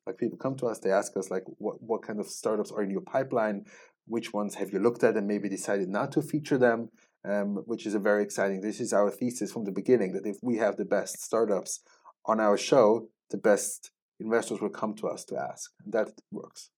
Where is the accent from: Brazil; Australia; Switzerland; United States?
Switzerland; moved away as an adult; also born or lived in Israel; I grew up, born and raised in Switzerland